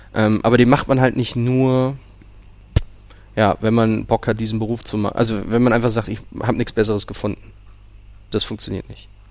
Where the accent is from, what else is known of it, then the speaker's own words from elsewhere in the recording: Lübeck, Schleswig-Holstein, Germany; moved away; ich komme ursprünglich aus Lübeck